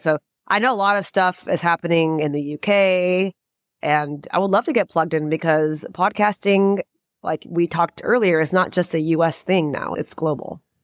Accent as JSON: {"language": "English", "country": "United States", "said": "I am Indian American"}